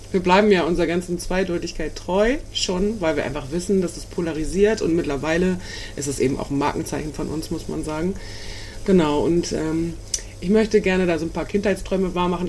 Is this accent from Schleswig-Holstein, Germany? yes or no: yes; Dithmarschen, Schleswig-Holstein, Germany; ich komme ja auch aus Dithmarschen